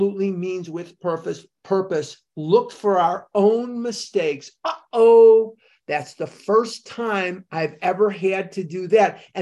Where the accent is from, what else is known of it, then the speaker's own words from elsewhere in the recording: Chicago, Illinois, United States; I grew up in Chicago. I'm a Chicagoan through and through, Northside Mather High School, class of 72.